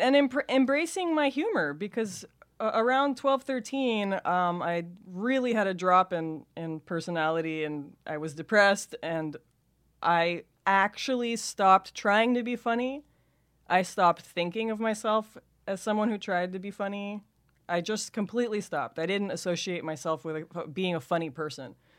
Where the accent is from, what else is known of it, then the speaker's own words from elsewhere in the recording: Los Angeles, California, United States; accent: Californian valley girl; I grew up in Van Nuys